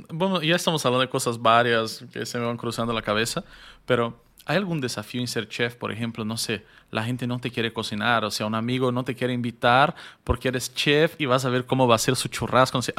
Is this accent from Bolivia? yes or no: yes; Bolivia; Era qué nos une como bolivianos la comida.